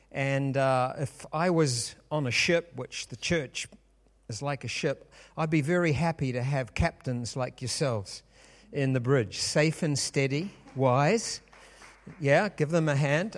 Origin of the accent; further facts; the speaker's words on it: New Zealand; we are from New Zealand